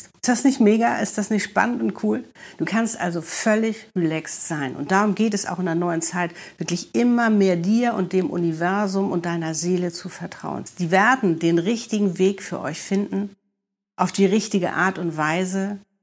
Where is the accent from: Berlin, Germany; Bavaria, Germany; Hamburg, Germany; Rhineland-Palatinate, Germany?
Hamburg, Germany; moved away as an adult; now in Cape Town, South Africa; wir sind beide Hamburger, ne? Gleicher Jahrgang, wir waren früher in den gleichen Diskotheken